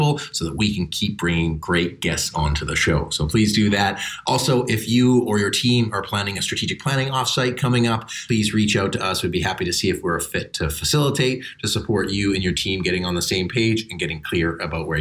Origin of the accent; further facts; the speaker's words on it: Vancouver, British Columbia, Canada; I was raised in Vancouver